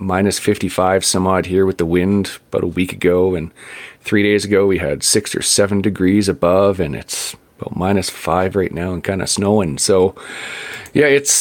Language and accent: English; Vancouver, British Columbia, Canada; I grew up in Vancouver